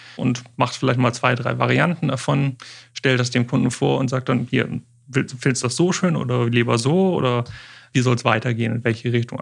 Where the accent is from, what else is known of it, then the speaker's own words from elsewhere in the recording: Osnabrück, Lower Saxony, Germany; hier in Osnabrück, meiner, meiner Heimat und Geburtsstadt